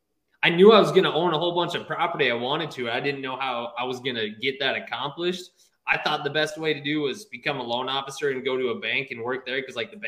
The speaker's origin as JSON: {"language": "English", "region": "Minnesota", "country": "United States", "tie": "born or raised there", "also_born_or_lived": "Fargo, North Dakota", "moved": "as an adult", "lives_now": "Arizona, United States", "said": "we grew up in Minnesota, but then I was going to college in like Fargo, North Dakota."}